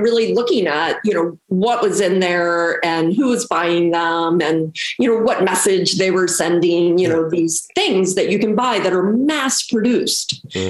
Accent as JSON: {"language": "English", "town": "Baltimore", "region": "Maryland", "country": "United States", "tie": "born or raised there", "also_born_or_lived": "Jersey City, New Jersey", "moved": "as an adult", "said": "I grew up in Baltimore. I'm originally from Baltimore. Yeah. And so I actually grew up in the Medfield Hamden area."}